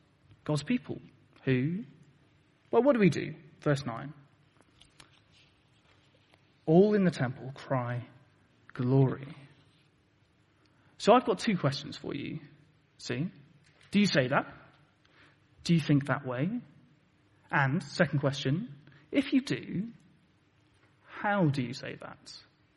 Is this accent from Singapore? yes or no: no; Plymouth, South West England, United Kingdom; moved away; I come from Plymouth originally